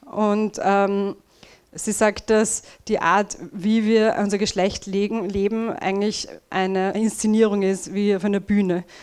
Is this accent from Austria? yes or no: yes; Vienna, Austria; Tja, also der erste Teil meines Talks wird ziemlich viel Rant sein und Jammerei, ich bin eine Wienerin.